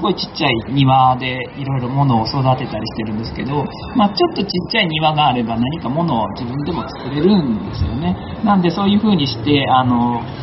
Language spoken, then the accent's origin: Japanese; Akashi, Hyogo, Japan; moved away as an adult; also born or lived in South Sudan / Palestine / Amagasaki; もともとは出身は明石なんですけども長い間実は海外の方でですね仕事をしてましてずっと環境に関わる仕事を南スーダンとかパレスチナとかで仕事をしてきてたんですけども